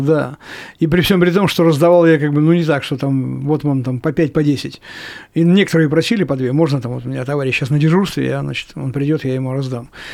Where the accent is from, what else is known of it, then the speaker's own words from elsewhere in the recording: Chelyabinsk, Chelyabinsk Oblast, Russia; в нашем городе